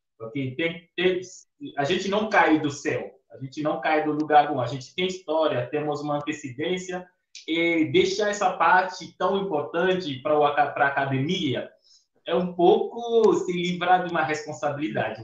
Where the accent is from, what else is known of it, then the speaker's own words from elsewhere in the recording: Benin; moved away as an adult; also born or lived in Piracicaba, São Paulo, Brazil; now in Brazil; eu sou africano, como você descreveu, mas eu venho de um país